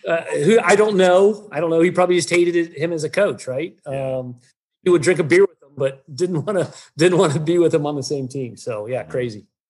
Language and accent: English; Florida, United States; I'm from Florida